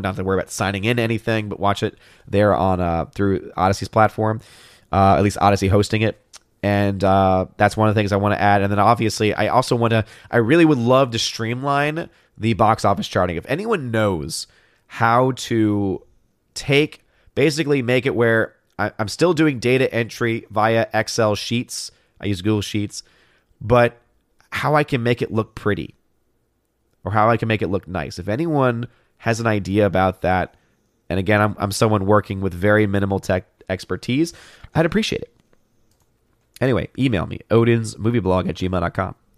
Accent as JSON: {"language": "English", "town": "New Orleans", "region": "Louisiana", "country": "United States", "tie": "born or raised there", "said": "New Orleans. Again, my hometown"}